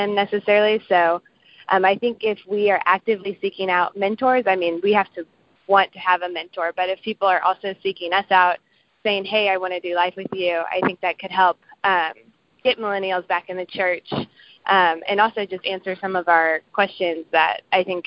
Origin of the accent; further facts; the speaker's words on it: Kansas City, United States; I'm from Kansas City, like Paul said. I work at a children's hospital right now in Kansas City